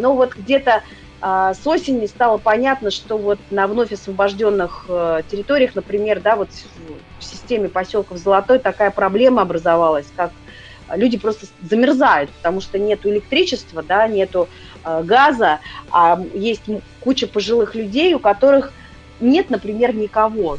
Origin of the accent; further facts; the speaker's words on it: Moscow, Russia; я москвичка была